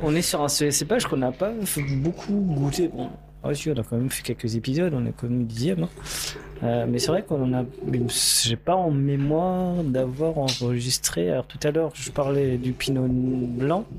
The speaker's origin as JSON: {"language": "French", "town": "Surbourg", "region": "Grand Est", "country": "France", "also_born_or_lived": "Mittelhausbergen", "said": "je travaille à Mittelhausbergen, je viens de Surbourg"}